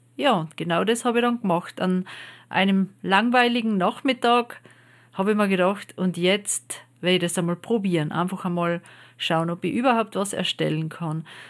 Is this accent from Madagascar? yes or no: no; Austria; Bei uns in Österreich